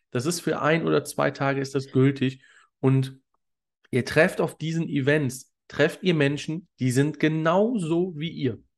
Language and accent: German; Cologne, North Rhine-Westphalia, Germany; Ich komme ursprünglich aus Köln